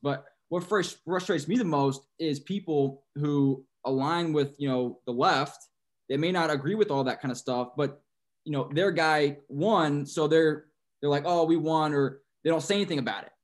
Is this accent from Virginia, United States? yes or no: no; San Antonio, Texas, United States; I'm from San Antonio